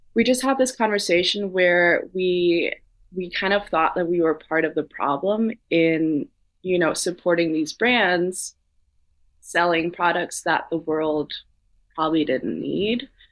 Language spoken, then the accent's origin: English; Copenhagen, Capital Region of Denmark, Denmark; moved away as an adult; now in New York City, United States; growing up in Copenhagen where everyone bikes